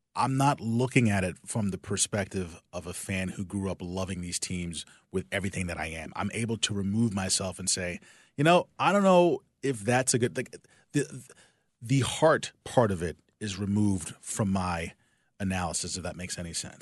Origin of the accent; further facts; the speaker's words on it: New Jersey, United States; moved away as an adult; also born or lived in West Berlin, Germany; now in Chicago, United States; I'm from South Jersey, but it's so close to Philly